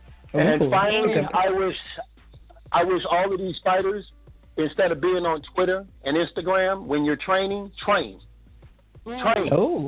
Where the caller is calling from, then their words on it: Chicago, Illinois, United States; I'm calling from Chicago. … from Truth and Facts Boxing.